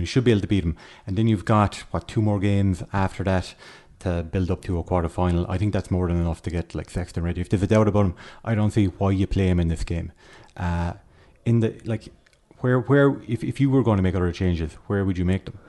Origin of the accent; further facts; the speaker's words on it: Kerry, Munster, Ireland; now in Dublin, Ireland; I am from Kerry. I'm like a fish out of water.